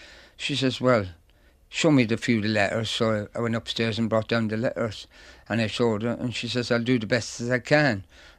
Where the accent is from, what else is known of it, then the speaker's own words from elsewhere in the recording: Donegal, Ulster, Ireland; moved away; also born or lived in Dublin; I was born in Dublin, but I was read up in Donegal.